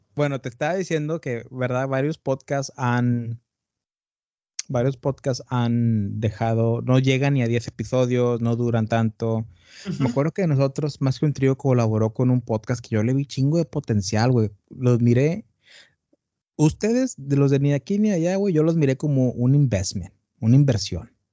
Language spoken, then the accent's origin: Spanish; Tamaulipas, Mexico; also born or lived in Brownsville, Texas; Yo soy de Tamaulipas, del norte de México. Ajá. Y ahorita estoy en, bueno, ahorita estoy en Matamoros, Tamaulipas.